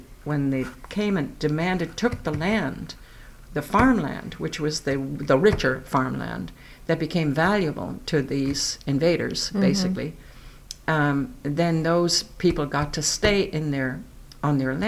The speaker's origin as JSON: {"language": "English", "country": "Ireland", "tie": "born or raised there", "also_born_or_lived": "County Meath", "accent": "Irish", "moved": "as an adult", "lives_now": "Falmouth, United States", "said": "I grew up in Ireland, was educated in Ireland"}